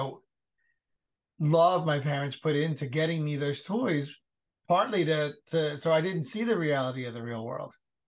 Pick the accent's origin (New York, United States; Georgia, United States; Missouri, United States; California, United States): New York, United States; New York City; moved away; also born or lived in Cincinnati; we grew up in the Bronx and we just didn't have a lot of money